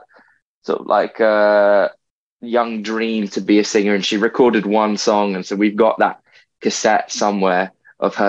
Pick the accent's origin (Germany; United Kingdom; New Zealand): United Kingdom; London; I'm a Londoner, born and bred. So, I've lived here my whole life